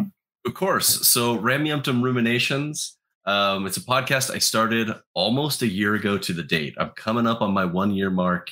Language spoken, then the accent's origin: English; Portland, Oregon, United States; I've never lived in Utah, so I'm not from Utah. I'm from the Pacific Northwest, Portland, Oregon. I live in a suburb just outside of Portland, Oregon.